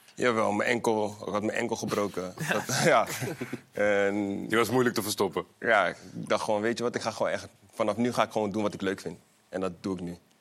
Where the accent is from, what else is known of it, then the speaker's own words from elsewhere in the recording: The Hague, South Holland, Netherlands; Ik kom uit Molenwijk, Den Haag